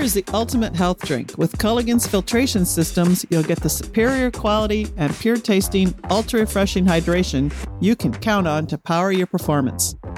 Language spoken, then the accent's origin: English; Midwest, United States; I grew up in the Midwest